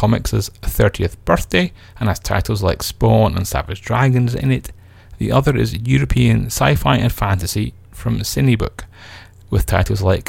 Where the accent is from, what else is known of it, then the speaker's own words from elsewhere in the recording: United Kingdom; I feel guilty now, not for being British